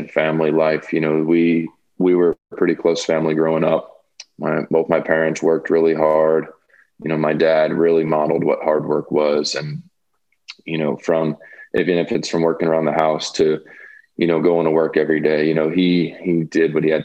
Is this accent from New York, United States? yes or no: yes; New York, United States; I'm from New York